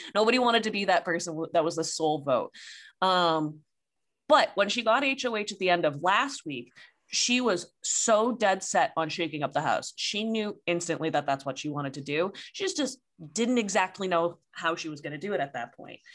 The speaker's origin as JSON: {"language": "English", "town": "Boston", "region": "Massachusetts", "country": "United States", "said": "we're from the Boston area"}